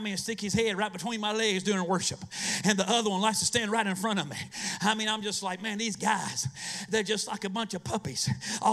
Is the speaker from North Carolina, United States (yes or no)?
yes; Eastern North Carolina, United States; I'm from Eastern North Carolina